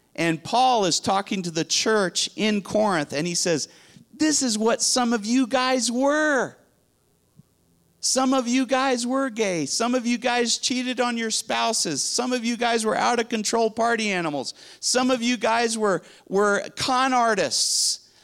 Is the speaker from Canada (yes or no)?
no; Spain; now in Dallas, United States; I grew up in Spain